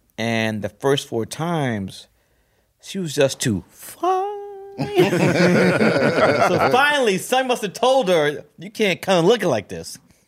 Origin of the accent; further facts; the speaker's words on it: New York City, New York, United States; also born or lived in Atlanta, Georgia; I was born in Atlanta, Georgia. My parents moved to Brooklyn. We moved to Crown Heights when I was like 2 years old. Moved from Crown Heights, doing the first black family, Cobble Hill.